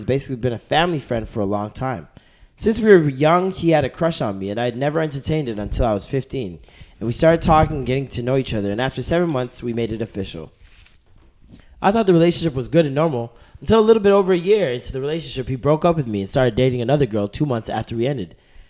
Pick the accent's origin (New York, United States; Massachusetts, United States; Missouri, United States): New York, United States; Brooklyn; from Brooklyn, and I've been listening to the show since forever.